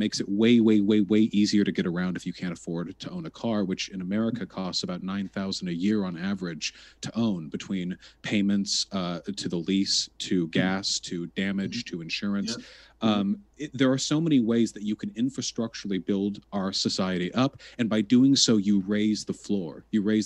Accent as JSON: {"language": "English", "town": "Beverly Hills", "region": "California", "country": "United States", "tie": "born or raised there", "said": "I grew up in Beverly Hills"}